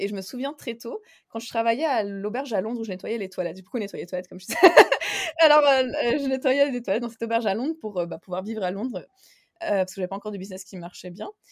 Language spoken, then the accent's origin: French; Geneva, Switzerland; moved away as an adult; also born or lived in Spain / Vienna, Austria / Slovenia; je viens de Genève en Suisse